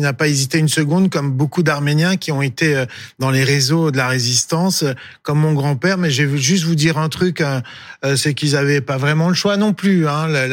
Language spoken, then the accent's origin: French; France; je suis français d'origine arménienne